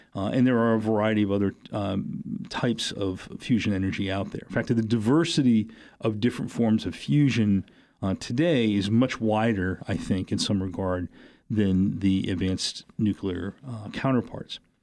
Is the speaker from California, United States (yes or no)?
no; New Hampshire, United States; moved away; growing up in New Hampshire and being involved in, in the political campaigns